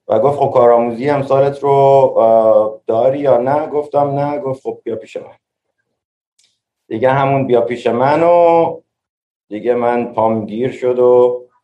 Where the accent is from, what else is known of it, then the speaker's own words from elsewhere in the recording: Tehran, Tehran Province, Iran; now in New York, United States; منی که توی تهران بزرگ شدم این, این, این شهریه که من میتونم توش دووم بیارم